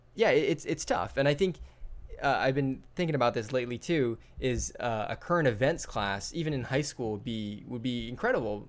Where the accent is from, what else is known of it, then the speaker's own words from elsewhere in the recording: Hawaii, United States; I grew up in Hawaii